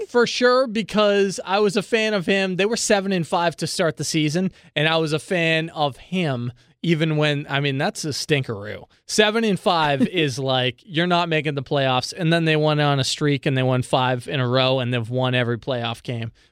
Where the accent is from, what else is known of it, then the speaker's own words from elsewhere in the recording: Boston, Massachusetts, United States; I'm from Boston.